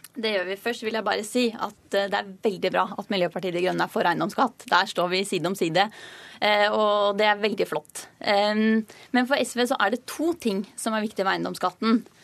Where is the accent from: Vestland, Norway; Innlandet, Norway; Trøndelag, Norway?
Innlandet, Norway; Hedmarken; moved away; Jeg kom fra Hedmarkene, hvor jeg vokste opp da jeg var yngre